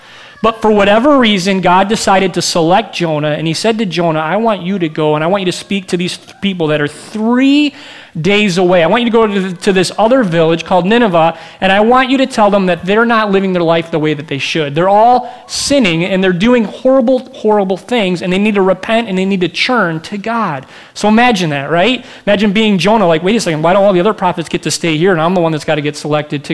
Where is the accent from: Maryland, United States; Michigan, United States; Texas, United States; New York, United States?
Michigan, United States; moved away as an adult; also born or lived in Minneapolis; I'm from Michigan, but I'm in Minneapolis to go to school